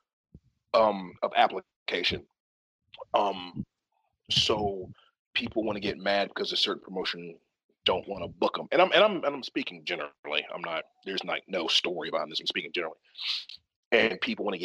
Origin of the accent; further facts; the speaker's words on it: the South, United States; I'm from the South